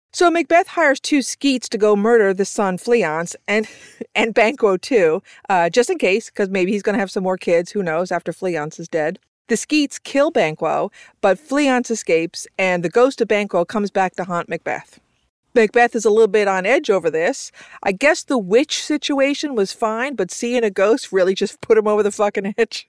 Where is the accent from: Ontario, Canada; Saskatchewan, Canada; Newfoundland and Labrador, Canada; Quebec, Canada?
Newfoundland and Labrador, Canada; a sister and brother team hailing from the island of Newfoundland.